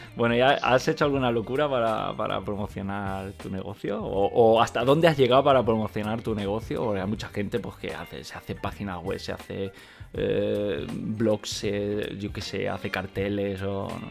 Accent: Catalonia, Spain; moved away as an adult; now in Germany; yo he nacido y crecido en Cataluña y vivo desde hace de años en Alemania

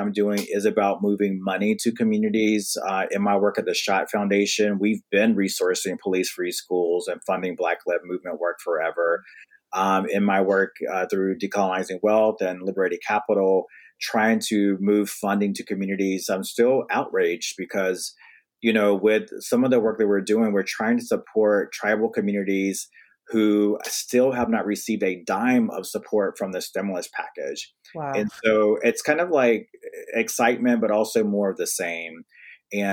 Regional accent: North Carolina, United States; now in Brooklyn, United States; I'm Southern from North Carolina, I live in Brooklyn, New York now

